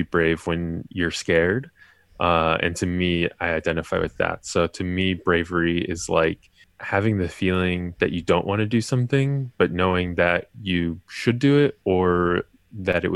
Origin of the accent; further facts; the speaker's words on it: Colorado, United States; moved away as an adult; also born or lived in California; now in New York, United States; I'm originally from California, and I went to high school, middle school in Colorado